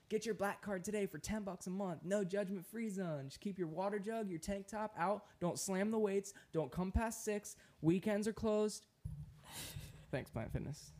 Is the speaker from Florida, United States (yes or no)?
yes; Florida, United States; I'm from Florida